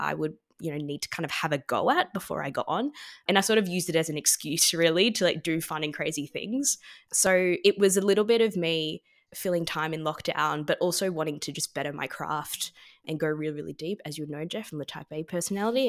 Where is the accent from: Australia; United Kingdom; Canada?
Australia; Melbourne, Victoria; growing up in Melbourne and in Australia